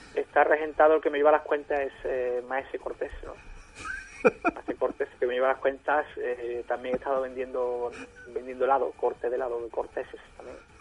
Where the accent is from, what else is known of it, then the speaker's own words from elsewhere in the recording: Bavaria, Germany; moved away; yo soy de Baviera, de Baviera, yo soy de Baviera